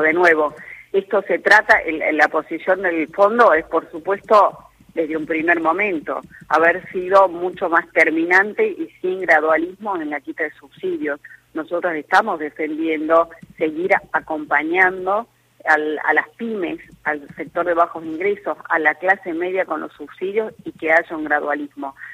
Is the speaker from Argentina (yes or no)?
yes; Salta, Argentina; yo que soy de Salta y del interior